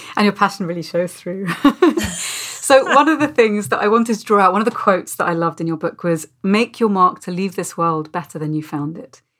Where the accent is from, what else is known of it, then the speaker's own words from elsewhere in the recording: United Kingdom; as a Brit